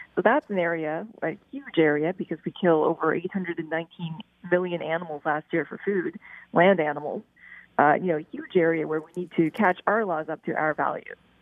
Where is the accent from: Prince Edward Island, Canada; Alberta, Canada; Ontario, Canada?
Prince Edward Island, Canada; I grew up in Prince Edward Island